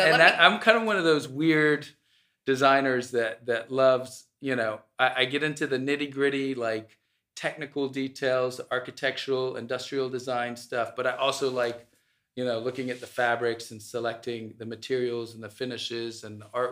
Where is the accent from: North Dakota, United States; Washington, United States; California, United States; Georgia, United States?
Georgia, United States; Atlanta; I'm Egyptian American. I was born in the U.S. I was born in Atlanta, actually, at Emory.